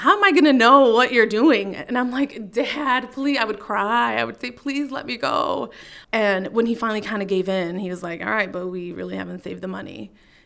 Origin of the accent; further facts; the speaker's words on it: Waukegan, Illinois, United States; also born or lived in Chicago, Illinois; we moved to Waukegan, and that's where I went to some elementary and then middle school and high school